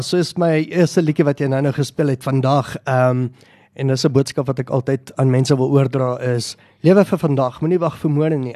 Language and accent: Afrikaans; Boksburg, Gauteng, South Africa; Ek is van Boksburg.